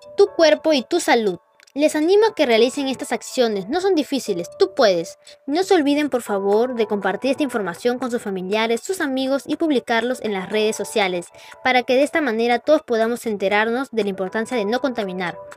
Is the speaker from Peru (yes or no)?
yes; Peru; todos como hermanos peruanos